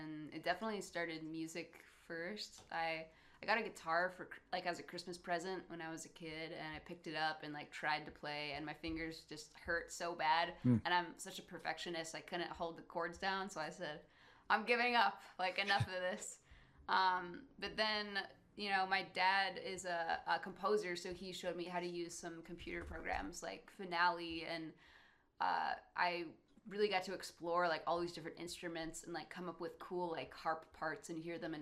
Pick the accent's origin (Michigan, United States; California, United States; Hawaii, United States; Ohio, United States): Michigan, United States; Traverse City; also born or lived in Wisconsin / Nashville; Traverse City, you know, is definitely where we grew up. I was born in Wisconsin, technically, but only lived there for like 3 years